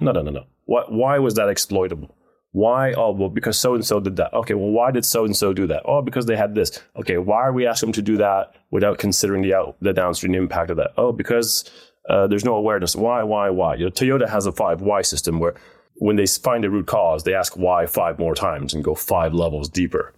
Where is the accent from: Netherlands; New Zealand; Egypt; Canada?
Netherlands; moved away as an adult; also born or lived in United States; I grew up in Holland